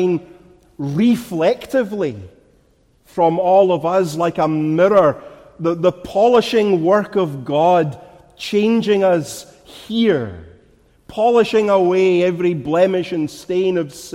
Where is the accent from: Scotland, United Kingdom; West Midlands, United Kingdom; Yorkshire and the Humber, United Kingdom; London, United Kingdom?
Scotland, United Kingdom; Glasgow; moved away; never has anyone here who's not from my homeland identified from my voice that I'm from Glasgow, that I'm a Glaswegian